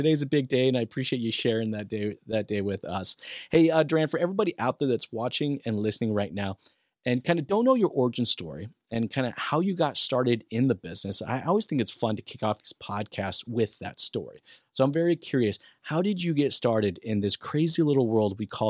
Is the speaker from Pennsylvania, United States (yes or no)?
no; Boise, Idaho, United States; born there; also born or lived in Albuquerque / Rio Rancho; So I was born in Boise, Idaho, but my dad worked for a small little company called Intel. At that point in time, it was small. All right. And I lived in Albuquerque, New Mexico, Rio Rancho.